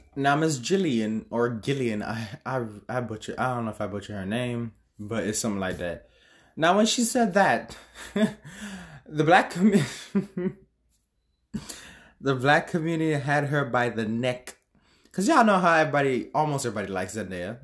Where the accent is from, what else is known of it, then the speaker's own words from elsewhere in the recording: Jamaica; me being a Jamaican myself